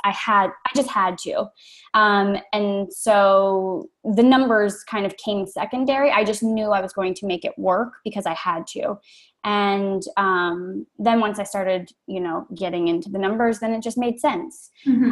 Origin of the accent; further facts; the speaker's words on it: Maryland, United States; moved away as an adult; also born or lived in Chicago / Brooklyn, New York, United States; I'm originally from Maryland